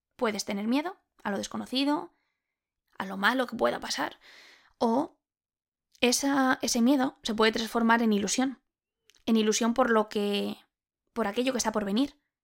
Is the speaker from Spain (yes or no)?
yes; Spain; soy española